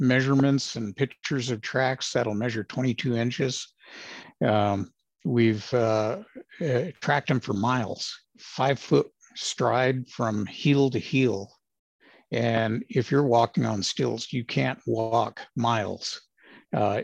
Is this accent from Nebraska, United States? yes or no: no; Los Angeles, California, United States; moved away as an adult; also born or lived in Arizona; Was born and raised in Los Angeles, of all places.